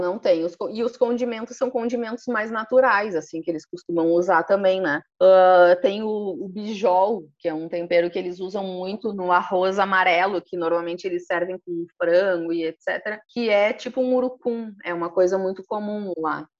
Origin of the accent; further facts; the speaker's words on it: interior of Rio Grande do Sul, Brazil; also born or lived in Porto Alegre; now in Nova Petrópolis, Brazil; sou do interior de Rio Grande, uma cidadezinha bem ao sul